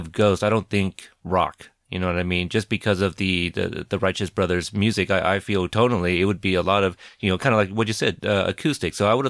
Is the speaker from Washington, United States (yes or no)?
no; Portland, Oregon, United States; I'm from Portland, Oregon, and so the Oregon Ducks are huge here.